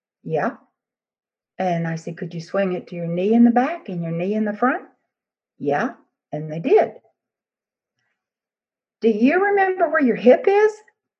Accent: Texas, United States; I'm from Texas

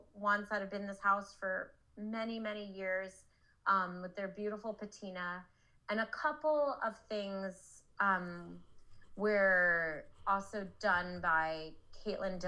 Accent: East Coast, United States; now in Los Angeles, United States; I'm from the East Coast

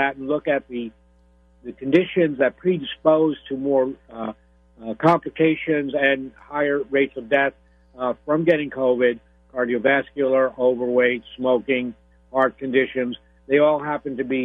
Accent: New York, United States; now in Florida, United States; I'm originally from New York, although now I'm in Florida

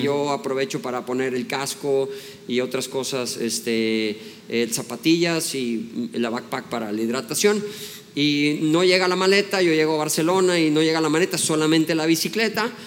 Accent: Mexico; soy mexicano

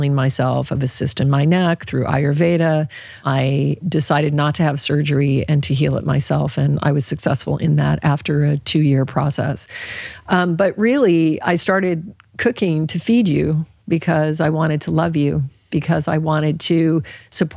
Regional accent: Alaska, United States; I grew up in Alaska

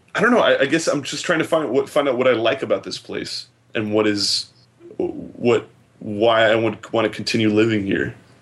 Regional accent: Philadelphia, Pennsylvania, United States; also born or lived in New York; I was born in New York and then I moved to Philly when I was a kid and I grew up here and went to high school here and then I left and sort of been in and out of the place

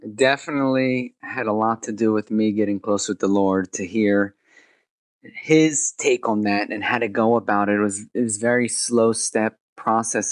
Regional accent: New Jersey, United States; moved away as an adult; also born or lived in India; I came from America, born and raised over here in New Jersey

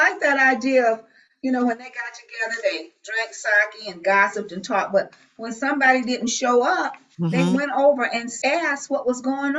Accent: the South, United States; moved away; when we grew up in the South, our grandparents had farms

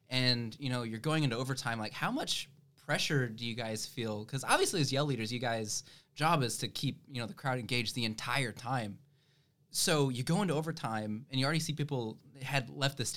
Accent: Nebraska, United States; now in Texas, United States

